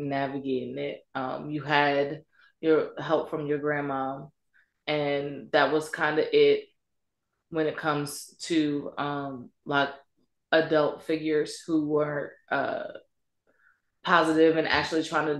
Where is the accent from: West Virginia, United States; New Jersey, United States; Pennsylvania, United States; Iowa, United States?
New Jersey, United States; near Camden; moved away as an adult; Born and raised there and lived there until I turned 25 and moved out of Jersey